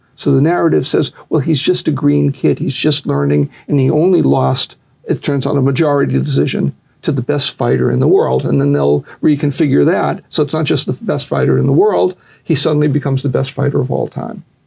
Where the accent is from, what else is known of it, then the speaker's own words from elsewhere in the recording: Boston, Massachusetts, United States; moved away; also born or lived in Las Marias, Puerto Rico; I grew up in Boston